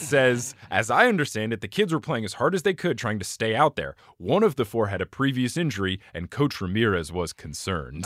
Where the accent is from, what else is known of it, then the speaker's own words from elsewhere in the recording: New Jersey, United States; I had a childhood basketball book when I was growing up in New Jersey